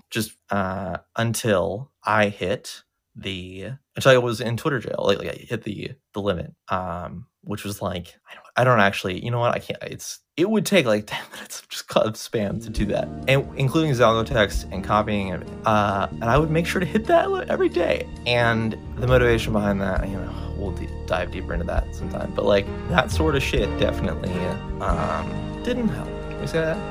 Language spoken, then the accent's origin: English; United States; I'm an American and I've never been outside the country